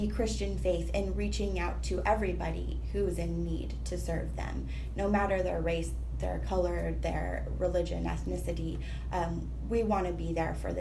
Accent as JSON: {"language": "English", "region": "Utah", "country": "United States", "tie": "born or raised there", "moved": "as an adult", "lives_now": "Washington, D.C., United States", "said": "I grew up in Utah"}